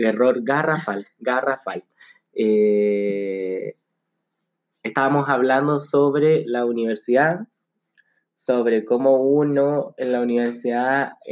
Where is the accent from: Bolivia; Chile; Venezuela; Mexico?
Chile; Santiago, Santiago Metropolitan; tengo 27 años, representado como un Hurtado y de Estación Central.